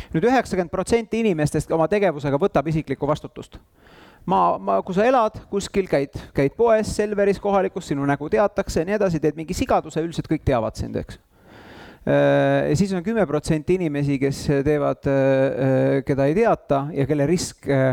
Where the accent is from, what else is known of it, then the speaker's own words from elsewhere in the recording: Tallinn, Harju County, Estonia; mina käisin Lasnamäel saja viiekümne kolmandas lastepäeva kodus